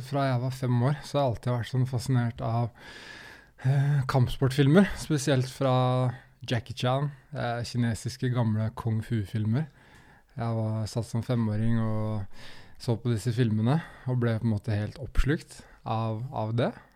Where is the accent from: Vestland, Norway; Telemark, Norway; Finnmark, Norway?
Telemark, Norway; Skien; jeg er jo fra Skien.